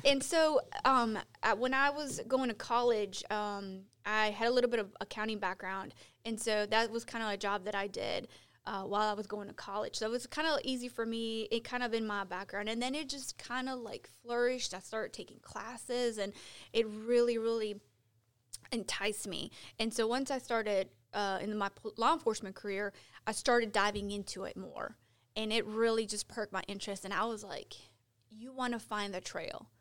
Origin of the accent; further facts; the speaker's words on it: Chicago, Illinois, United States; moved away as an adult; now in Gastonia, United States; I'm from Chicago